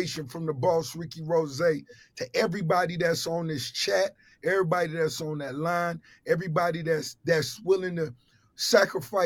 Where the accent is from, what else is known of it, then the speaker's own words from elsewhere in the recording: Miami, Florida, United States; growing up in Miami